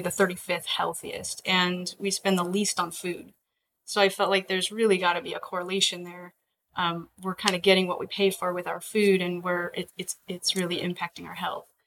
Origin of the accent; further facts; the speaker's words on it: Alaska, United States; I was born and raised in Alaska.